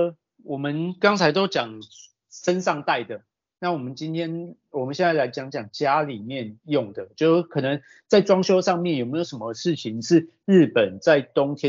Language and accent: Chinese; northern Taiwan, Taiwan; now in Japan; 就像我冬天回去过年的时候，我搞不好穿个长袖根本都不不用穿外套，因为我北部人到南部其实不太会感觉到冷这一件事。